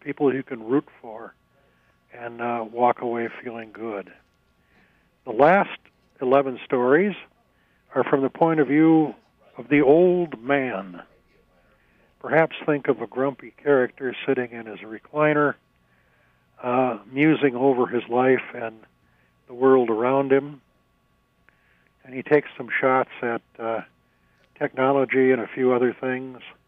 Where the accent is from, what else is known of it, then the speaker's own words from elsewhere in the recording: St. Cloud, Minnesota, United States; also born or lived in Sao Paulo, Brazil / Twin Cities, Minnesota; growing up in Stearns County